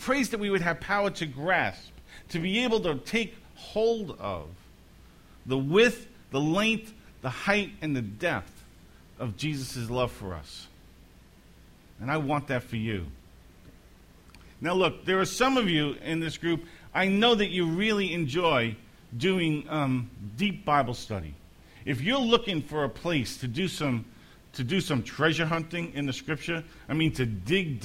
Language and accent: English; New York City, New York, United States; growing up in Brooklyn, the three of us shared the same bedroom.